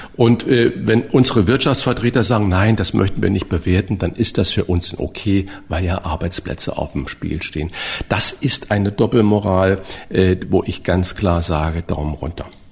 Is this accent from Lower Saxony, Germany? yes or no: no; St. Ingbert, Saarland, Germany; der Seifenplatz war bei uns in äh, St. Ingbert, so da komme ich her